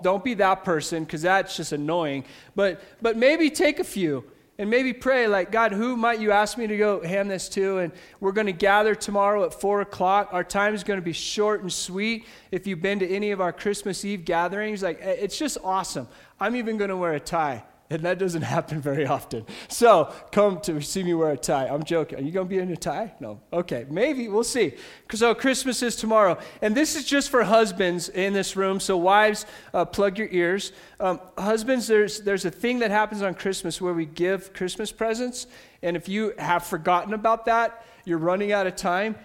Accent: United States; I grew up in America

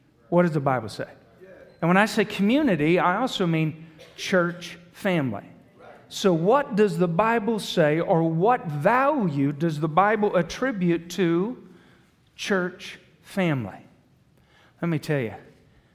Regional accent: Branson, Missouri, United States; I'm from Southern Missouri around Branson, the Ozarks

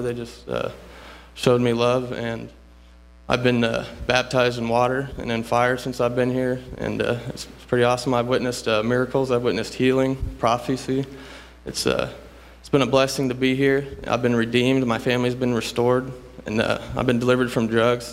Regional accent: Rochester, Indiana, United States; I'm from Rochester, Indiana. I, I pretty much grew up in the church

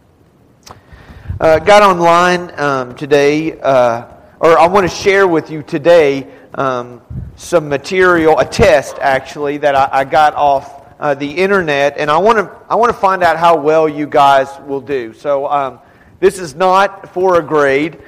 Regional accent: Texas and New Mexico and the South, United States; we're from Texas and New Mexico and the South. And so most of us would say you all

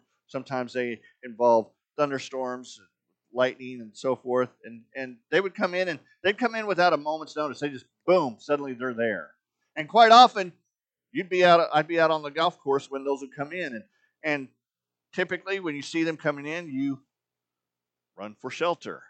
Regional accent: Arizona, United States; When I was growing up in Arizona as a teenager

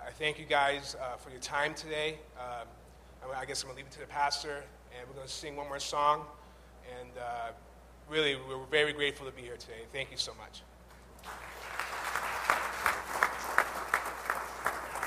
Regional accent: Chicopee, Massachusetts, United States; also born or lived in Boston; I'm from Western Massachusetts, from Chicopee

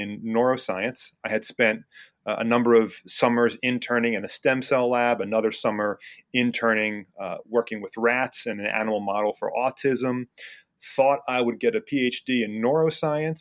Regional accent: New Jersey, United States; moved away as an adult; also born or lived in South Carolina; now in Reading, United States; I was born and raised in New Jersey

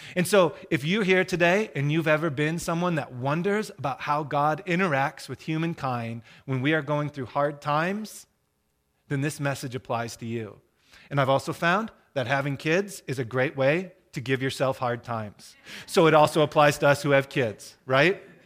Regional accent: Michigan, United States; I'm from Michigan

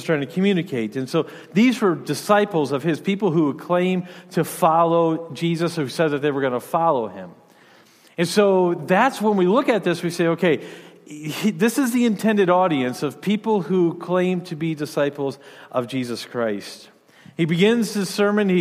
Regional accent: Michigan, United States; moved away as an adult; also born or lived in Rhode Island / Louisiana / Illinois; now in Wisconsin, United States; I grew up in Michigan.

